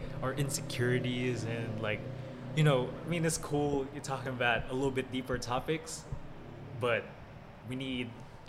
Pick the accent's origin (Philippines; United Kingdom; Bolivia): Philippines; moved away; One of my classmates had it in the Philippines when I was in grade 5.